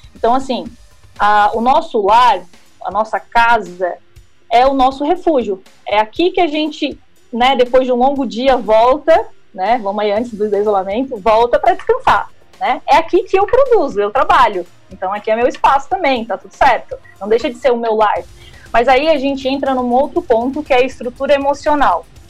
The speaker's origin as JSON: {"language": "Portuguese", "town": "Criciúma", "region": "Santa Catarina", "country": "Brazil", "moved": "as an adult", "lives_now": "São Paulo, Brazil", "said": "sou da terrinha, sou de Criciúma, estou aqui em São Paulo desde 2017"}